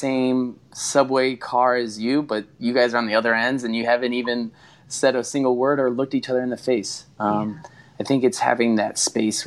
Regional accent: Connecticut, United States; growing up in Connecticut

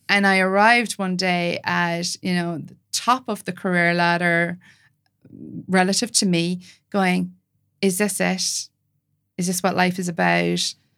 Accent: Ireland; I'm an Irish, white, Catholic

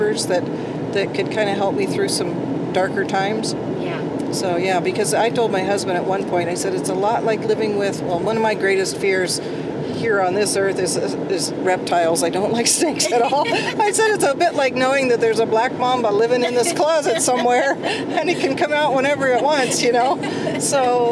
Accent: Beaverton, Oregon, United States; I grew up in Beaverton area, big city, and moved out to a farm when I got married.

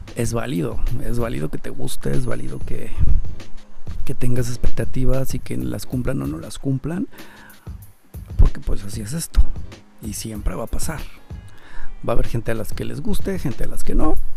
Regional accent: Mexico; nosotros como mexicanos

